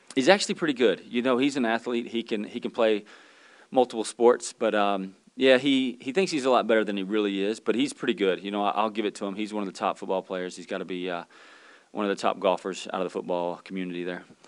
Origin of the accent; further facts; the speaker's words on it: Pensacola, Florida, United States; moved away; I'm from Pensacola, Florida